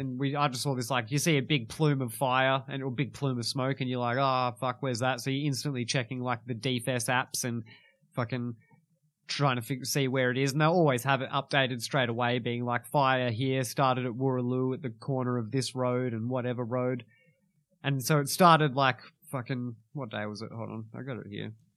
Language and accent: English; Kalgoorlie, Western Australia, Australia; now in Perth, Australia; I was born in Kalgoorlie